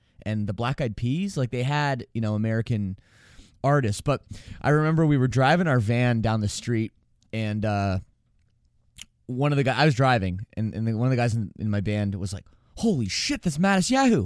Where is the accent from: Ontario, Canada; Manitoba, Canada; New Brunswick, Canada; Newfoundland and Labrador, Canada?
Ontario, Canada; Toronto; growing up in Toronto, just like brutal winter storms every year